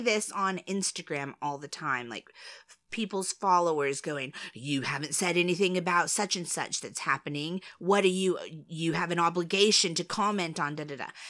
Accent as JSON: {"language": "English", "country": "United States", "said": "I'm American."}